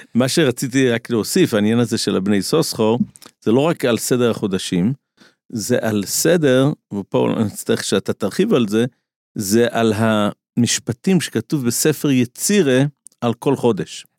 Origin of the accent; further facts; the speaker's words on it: Israel; כשאני גדלתי בעולם הישיבות פה בארץ לפני 30 שנה